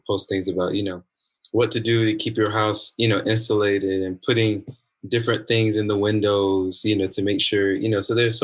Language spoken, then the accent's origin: English; South Carolina, United States; moved away; I'm from the South. I'm from South Carolina.